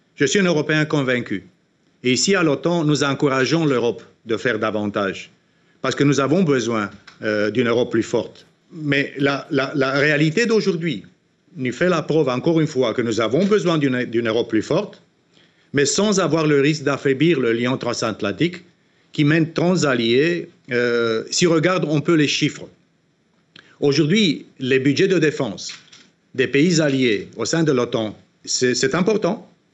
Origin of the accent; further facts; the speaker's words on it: Romania; en Roumanie, dans mon pays d'origine